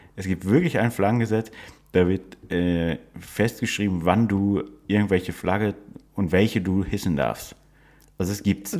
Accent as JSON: {"language": "German", "region": "Northern Germany", "country": "Germany", "said": "Als Norddeutscher, wir sind ja beides Norddeutsche"}